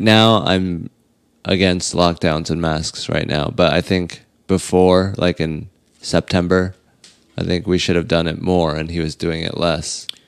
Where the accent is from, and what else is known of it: United States